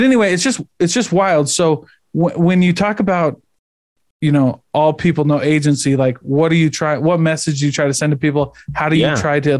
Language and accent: English; Midwest, United States; I'm from the Midwest